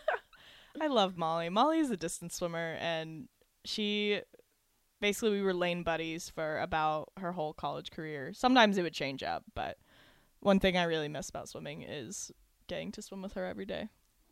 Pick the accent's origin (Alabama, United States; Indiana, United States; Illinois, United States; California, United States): Illinois, United States